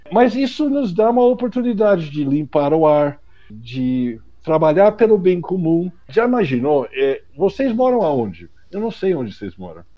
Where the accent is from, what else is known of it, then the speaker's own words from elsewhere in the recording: United States; Portuguese is a second language; moved away as an adult; now in Brazil; por conta do sotaque, que eu sou americano, mas eu moro no Brasil há 35 anos